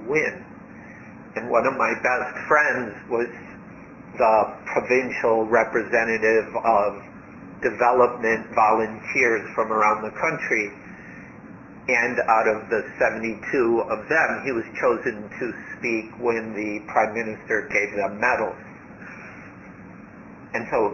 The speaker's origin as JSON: {"language": "English", "country": "United States", "tie": "born or raised there", "also_born_or_lived": "Thailand", "moved": "as an adult", "said": "I grew up in America"}